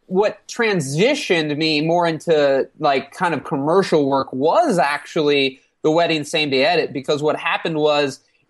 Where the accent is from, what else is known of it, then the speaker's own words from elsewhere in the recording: Alton, Illinois, United States; Alton, Illinois. I've been born and raised here my whole life.